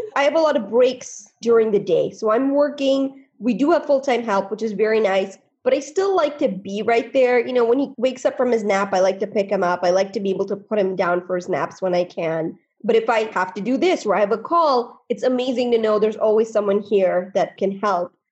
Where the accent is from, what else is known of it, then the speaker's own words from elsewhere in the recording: India; now in United States; I was born in India